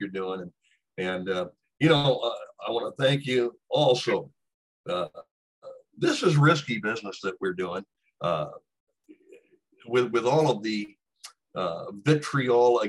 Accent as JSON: {"language": "English", "region": "Texas", "country": "United States", "moved": "yes", "lives_now": "Illinois, United States", "said": "what I consider to be my home state, which is Texas"}